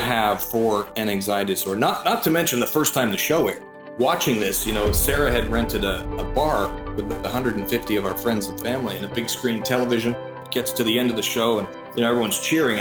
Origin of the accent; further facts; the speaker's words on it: Norval, Ontario, Canada; I grew up north of Oakville, Ontario, in a tiny little hamlet called Norval